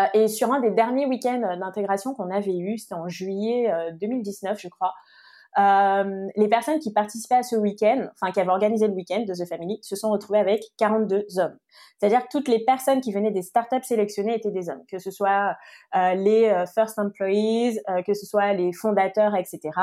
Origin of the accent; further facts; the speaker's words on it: French Guiana; moved away; j'ai grandi en Guyane